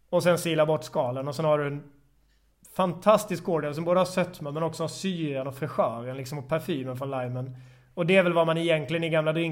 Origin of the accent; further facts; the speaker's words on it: Småland, Sweden; Eh, eller på Instagram, bar jag hatar ibland att säga är när jag är smålänning, bar till grav.